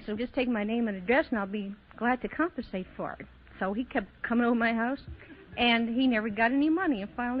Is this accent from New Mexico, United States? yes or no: no; Chicago, Illinois, United States